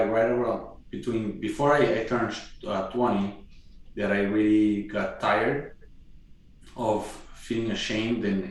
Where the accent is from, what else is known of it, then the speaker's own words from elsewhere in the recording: Curitiba, Paraná, Brazil; moved away as an adult; also born or lived in Hawaii / Massachusetts; now in Kansas City, United States; I grew up in Curitiba, which is just south of her home state of São Paulo